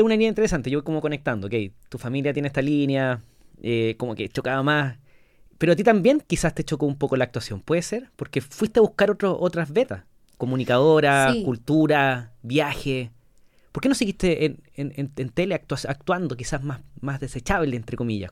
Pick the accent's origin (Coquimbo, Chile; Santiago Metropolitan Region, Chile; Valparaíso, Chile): Coquimbo, Chile; La Serena; moved away; yo soy de La Serena